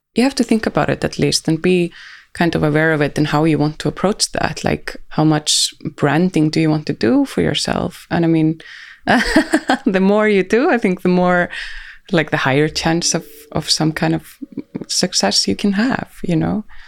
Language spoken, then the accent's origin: English; Reykjavik, Capital Region, Iceland; here in Reykjavik